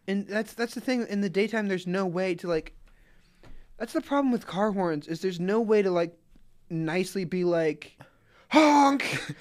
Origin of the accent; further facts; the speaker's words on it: Atlanta, Georgia, United States; I'm from Atlanta